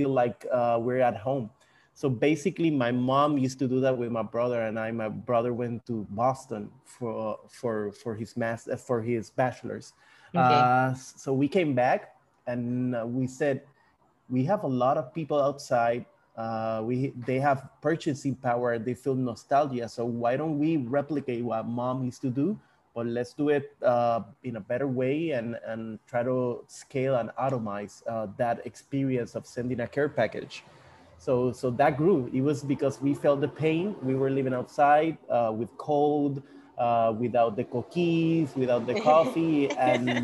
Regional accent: San Juan, Puerto Rico; also born or lived in Argentina; I was born and raised here in San Juan

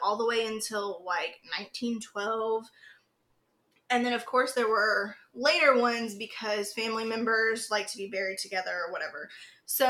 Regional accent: Fayetteville, North Carolina, United States; We're originally from Fayetteville, North Carolina

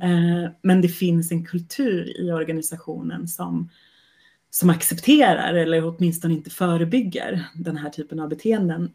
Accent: Sweden; jag är svensk kvinna

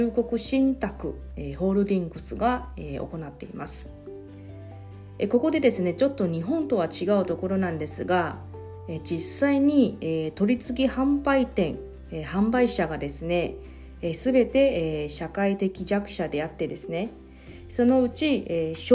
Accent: Taiwan; now in Okinawa, Japan; このコーナーは私台湾出身の … が沖縄のニュースを中国語を交えながら紹介します

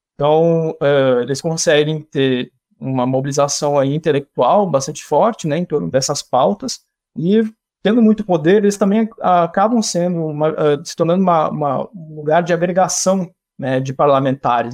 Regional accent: Missões region, Rio Grande do Sul, Brazil; de onde eu sou, no Rio Grande do Sul, lá na região das Missões

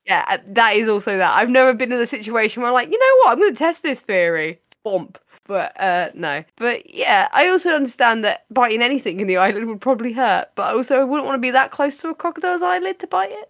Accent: United Kingdom

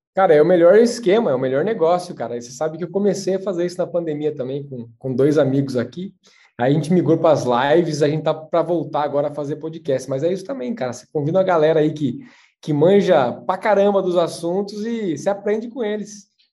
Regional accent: São Miguel Arcanjo, São Paulo, Brazil; moved away; Eu sou de São Miguel Arcanjo, interior de São Paulo

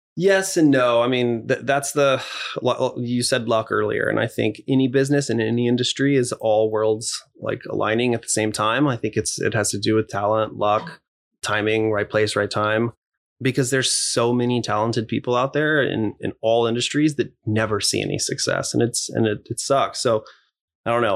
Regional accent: Corpus Christi, Texas, United States; moved away; I grew up in Texas, so I love country everything

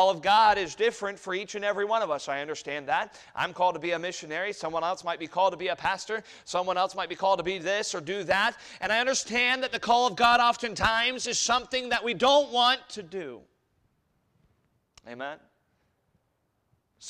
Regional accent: Germany; moved away; growing up in Germany

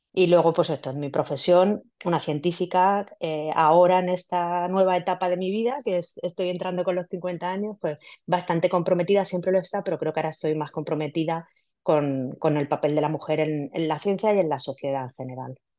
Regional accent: Villena, Valencian Community, Spain; yo soy de Villena, una ciudad en Alicante

